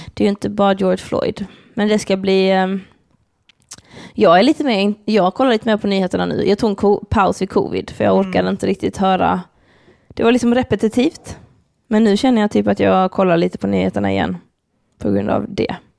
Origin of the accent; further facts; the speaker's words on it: Lund, Skåne, Sweden; Lund? Där vi växte upp